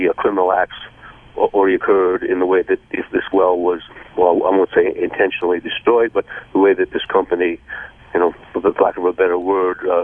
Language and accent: English; New York City, New York, United States; moved away as an adult; now in New Orleans, United States; I'm a New Yorker, actually